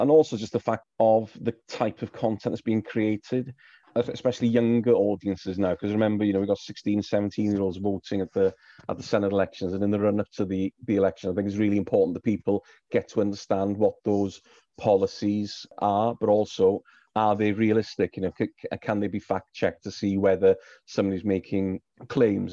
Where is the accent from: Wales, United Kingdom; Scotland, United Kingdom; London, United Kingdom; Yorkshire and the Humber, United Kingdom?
Wales, United Kingdom; Wrexham; I grew up in Wrexham